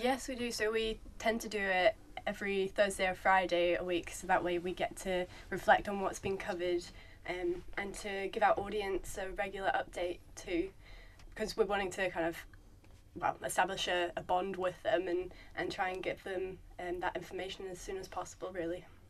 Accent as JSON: {"language": "English", "country": "New Zealand", "moved": "yes", "said": "I'm a Kiwi"}